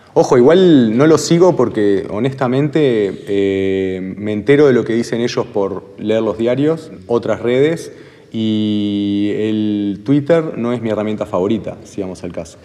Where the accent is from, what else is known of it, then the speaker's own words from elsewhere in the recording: Uruguay; como uruguayos